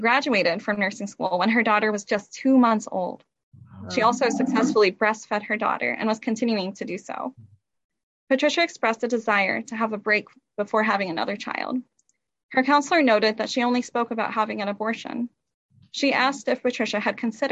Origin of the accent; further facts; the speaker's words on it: Kendallville, Indiana, United States; I am a Noble County native, born and raised in Kendallville